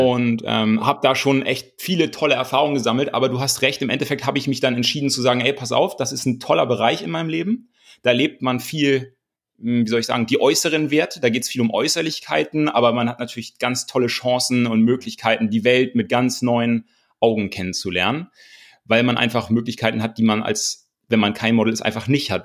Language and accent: German; Kiel, Schleswig-Holstein, Germany; aus dem Hohen Norden, ich komme aus Kiel, bin ähm, auf einem Bauernhof groß geworden